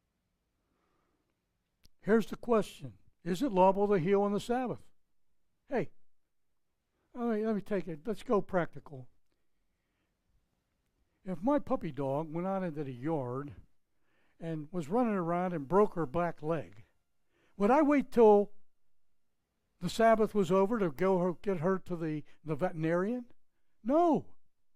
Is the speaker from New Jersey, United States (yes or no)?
no; just outside of Pittsburgh, Pennsylvania, United States; moved away; My hometown in just outside of Pittsburgh was like 2,000, 3,000 people.